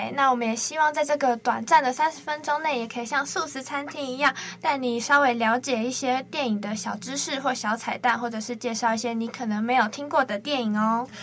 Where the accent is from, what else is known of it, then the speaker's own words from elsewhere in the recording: Penghu County, Taiwan; moved away as an adult; now in Taipei, Taiwan; 我是澎湖人嘛